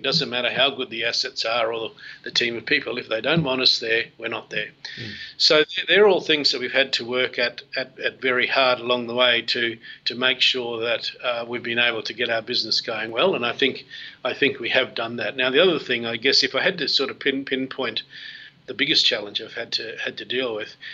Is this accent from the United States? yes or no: no; Australia; I am an Australian